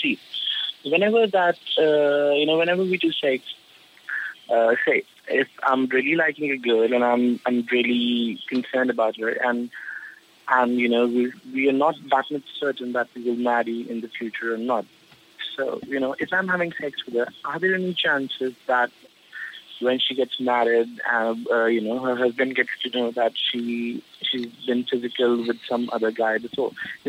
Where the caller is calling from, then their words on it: Delhi, India; I'm calling from Delhi.